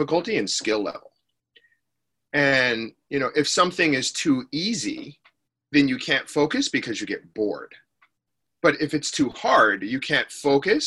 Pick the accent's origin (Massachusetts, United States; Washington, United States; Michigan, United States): Michigan, United States; Detroit; moved away; I'm from Detroit originally, you know, and Detroit, especially back then, it's getting nicer now, but it was just a rough place